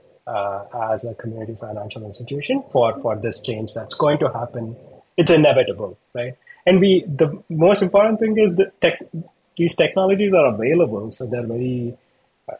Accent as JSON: {"language": "English", "country": "India", "moved": "yes", "said": "I'm from India."}